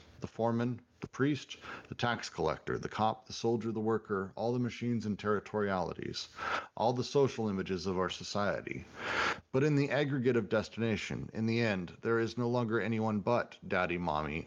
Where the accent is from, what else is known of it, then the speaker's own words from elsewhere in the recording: Colorado, United States; I grew up in Colorado